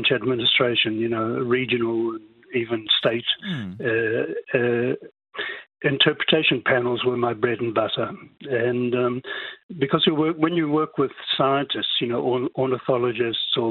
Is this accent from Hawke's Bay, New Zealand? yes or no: no; Whanganui, Manawatū-Whanganui, New Zealand; moved away as an adult; also born or lived in France; my hometown, Whanganui